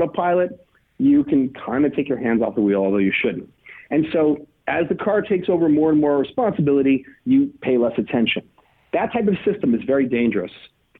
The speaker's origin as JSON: {"language": "English", "country": "United States", "said": "I'm an American"}